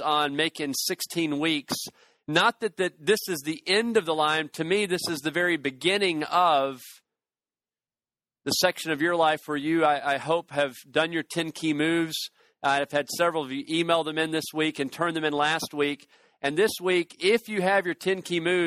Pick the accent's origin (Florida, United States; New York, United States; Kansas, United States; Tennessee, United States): Tennessee, United States; Chattanooga; I'm from Chattanooga, Tennessee.